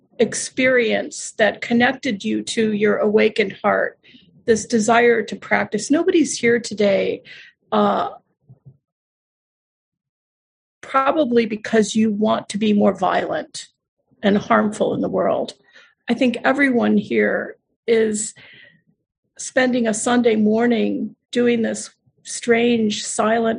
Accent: Buffalo, New York, United States; not far from where I was born in Buffalo, New York.

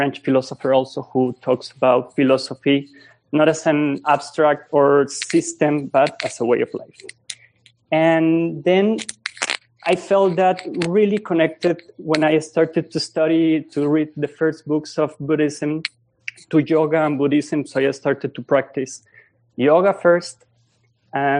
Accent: Colombia; English is a second language; moved away as an adult; now in Epuyén, Argentina; I was born in Colombia and I lived there for 26 years.

